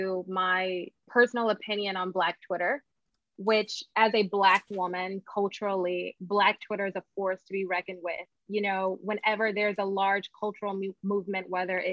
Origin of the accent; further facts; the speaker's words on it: Connecticut, United States; now in Atlanta, United States; I'm originally from Connecticut